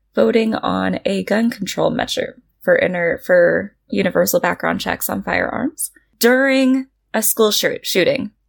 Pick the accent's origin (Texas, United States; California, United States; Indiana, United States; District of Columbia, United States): California, United States; I'm from California